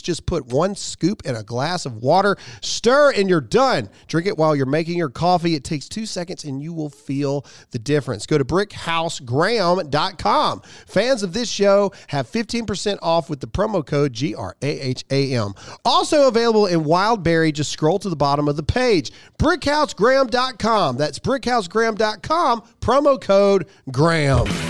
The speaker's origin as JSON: {"language": "English", "country": "United States", "said": "my own country"}